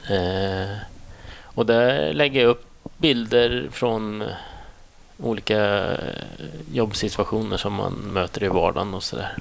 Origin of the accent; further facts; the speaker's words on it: Säffle, Värmland, Sweden; also born or lived in Thailand; now in Enköping, Sweden; jag är från en litet ställe som heter Säffle ja. som ligger i Värmland